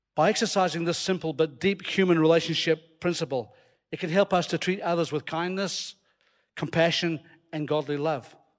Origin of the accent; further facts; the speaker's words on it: Scotland, United Kingdom; accent: Scottish; You hear my Scottish accent coming out there